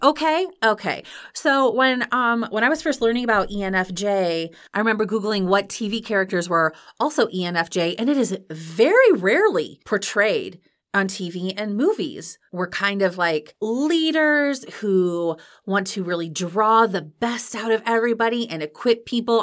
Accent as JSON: {"language": "English", "region": "Iowa", "country": "United States", "tie": "born or raised there", "said": "I grew up in Iowa"}